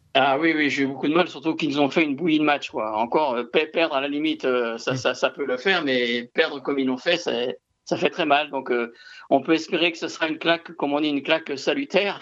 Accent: Toulouse, Occitania, France; en tant que Toulousain

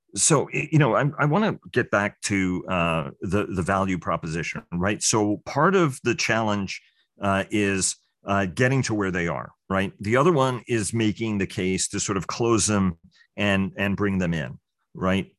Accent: New York City, New York, United States; growing up in New York City

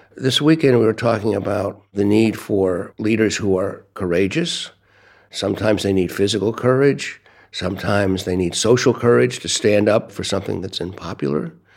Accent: United States; also born or lived in Brooklyn, New York / Washington, D.C.; I'm from the United States.

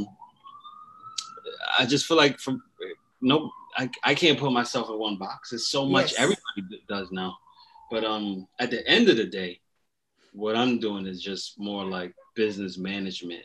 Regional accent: East Orange, New Jersey, United States; also born or lived in Newark, New Jersey; I'm from New Jersey, East Orange, New Jersey. I was born in Newark, New Jersey

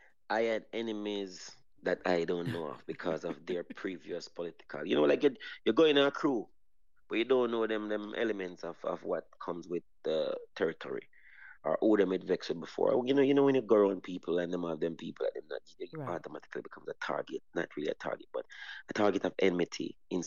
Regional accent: Jamaica; moved away as an adult; also born or lived in Antigua; as a Jamaican

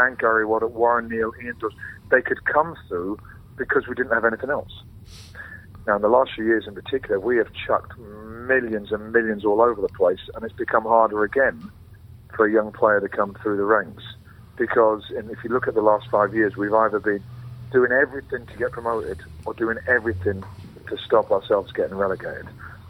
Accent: London, United Kingdom; We're from East Acton Lane, so we're just a mile away from Loftus Road.

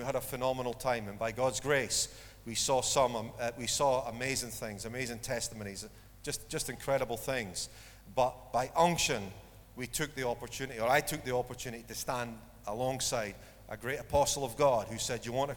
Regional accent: Dundee, Scotland, United Kingdom; I was born in Dundee

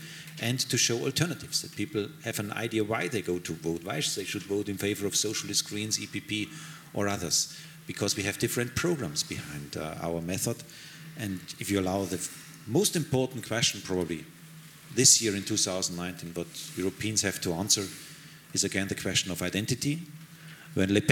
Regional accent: Bavaria, Germany; English is a second language; I'm German, I'm a Bavarian, that is my where I feel really at home

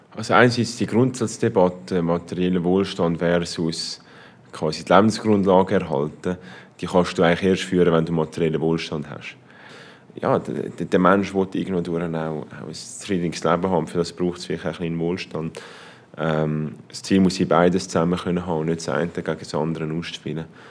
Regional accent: Switzerland; in der Schweiz

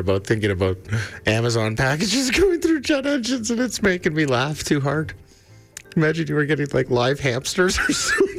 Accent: Alberta, Canada; Does it come across like I'm from Alberta

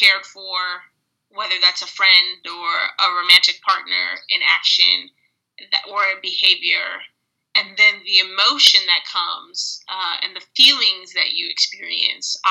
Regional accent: suburbs of Illinois, United States; moved away as an adult; also born or lived in Oregon; I grew up in a majority Euro-American white environment in the suburbs of Illinois

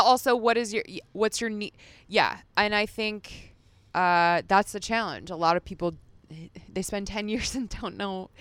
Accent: Las Vegas, Nevada, United States; As a kid, I grew up in Las Vegas.

